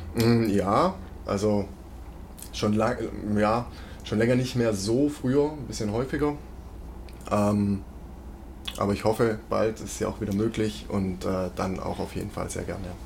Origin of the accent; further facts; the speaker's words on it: Weissach, Baden-Württemberg, Germany; now in Stuttgart, Germany; ich komme aus Weissach, ich bin am Entwicklungszentrum, ich bin mit Porsche quasi mhm. aufgewachsen. Das war wirklich also direkt vor der Haustür